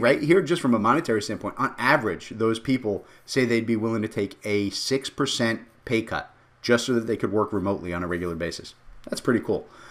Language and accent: English; Jersey City, New Jersey, United States; I come from Jersey City